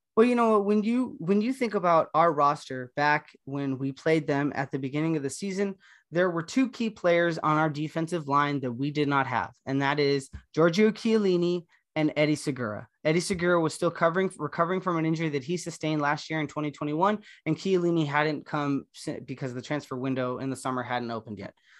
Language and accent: English; Los Angeles, California, United States; I grew up in Los Angeles, born and raised